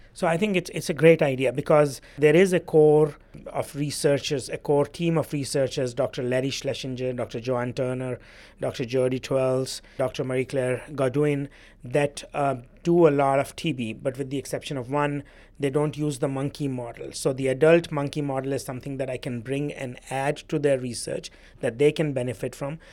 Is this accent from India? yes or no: yes; India; now in Louisiana, United States; I grew up in India, which is probably the country in the world that carries the biggest burden of T B.